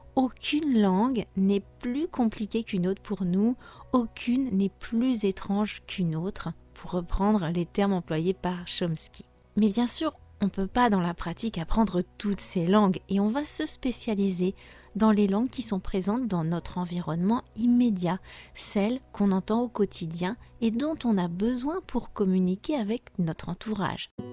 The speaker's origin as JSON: {"language": "French", "country": "France", "said": "je suis française"}